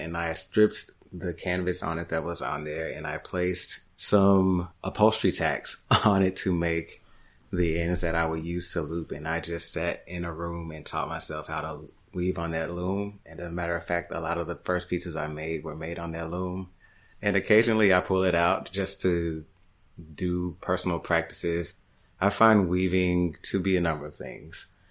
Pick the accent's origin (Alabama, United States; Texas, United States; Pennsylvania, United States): Texas, United States; Dallas; moved away as an adult; also born or lived in Houston, Texas / New York; now in Brooklyn, United States; I am originally from Dallas, Texas